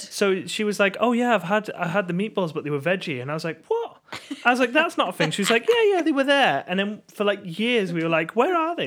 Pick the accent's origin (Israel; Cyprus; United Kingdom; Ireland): United Kingdom; England; as English people